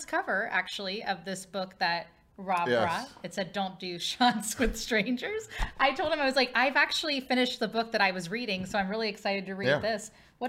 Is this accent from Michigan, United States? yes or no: no; Cincinnati, Ohio, United States; now in St. Louis, United States; My sister and I obviously are both from Cincinnati